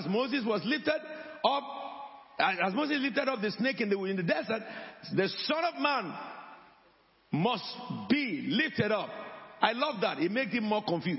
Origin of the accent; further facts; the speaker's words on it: Abeokuta, Ogun State, Nigeria; now in United Kingdom; I am from Abeokuta.